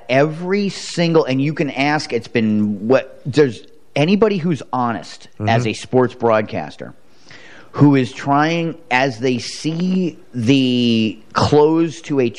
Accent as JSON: {"language": "English", "country": "United States", "tie": "born or raised there", "said": "Thank God I was born in America"}